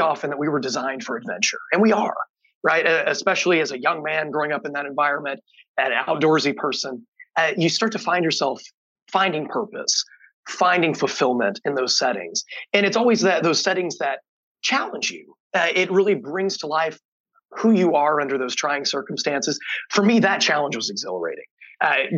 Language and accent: English; East Central Indiana, United States; I grew up on a hog farm in East Central Indiana